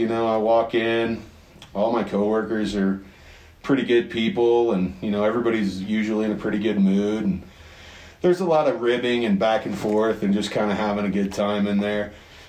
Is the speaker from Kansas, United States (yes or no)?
yes; Abilene, Kansas, United States; now in Colorado, United States; I am from Abilene, Kansas.